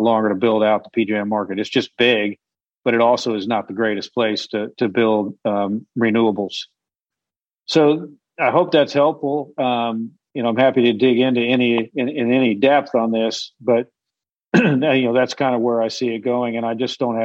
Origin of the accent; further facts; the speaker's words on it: Illinois, United States; now in Texas, United States; I grew up in Illinois, and I'm a Chicago fan of all sports